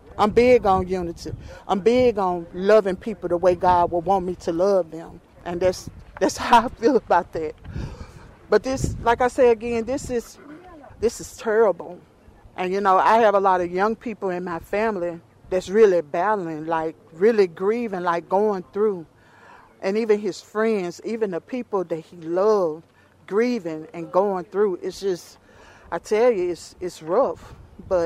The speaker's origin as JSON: {"language": "English", "area": "Jefferson County", "region": "Mississippi", "country": "United States", "tie": "born or raised there", "said": "I was born in Jefferson County."}